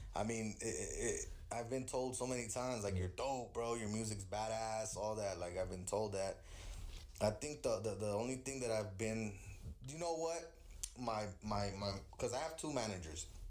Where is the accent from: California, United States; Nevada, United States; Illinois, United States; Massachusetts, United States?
California, United States; also born or lived in Queens, New York; I was born in the East Coast, raised in the West